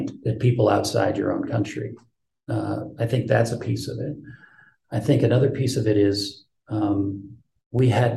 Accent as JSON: {"language": "English", "country": "United States", "said": "for me as an American"}